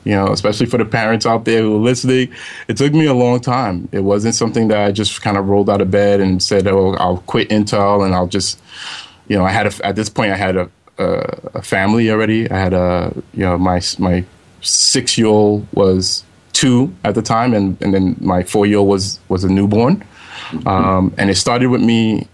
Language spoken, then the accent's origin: English; New York City, New York, United States; I grew up in Brooklyn, New York. So in the area called Flatbush